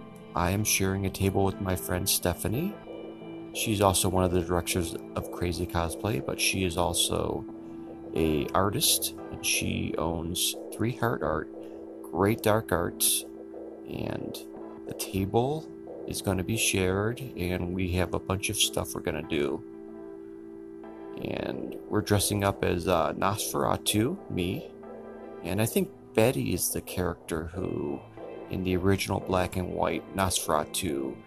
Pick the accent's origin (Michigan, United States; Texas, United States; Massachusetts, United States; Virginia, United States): Michigan, United States; Detroit; I grew up in the Detroit area. I am 49 years old.